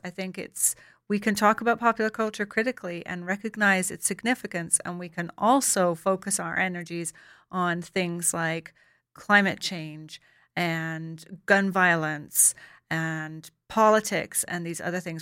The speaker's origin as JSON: {"language": "English", "country": "Ireland", "tie": "born or raised there", "said": "I grew up in Ireland"}